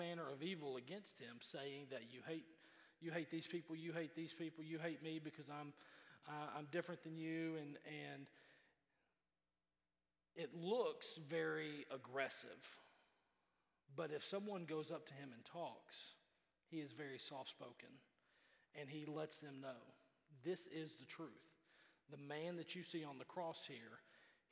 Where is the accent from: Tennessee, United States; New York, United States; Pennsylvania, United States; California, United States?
Tennessee, United States; Memphis; Growing up in Memphis, our church